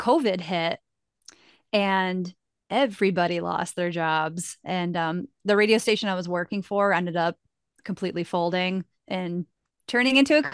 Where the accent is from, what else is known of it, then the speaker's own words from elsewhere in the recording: Rochester, New York, United States; now in Buffalo, United States; I grew up in Rochester